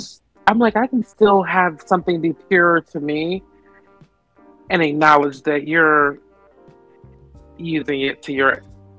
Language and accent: English; Cleveland, Ohio, United States; growing up in Cleveland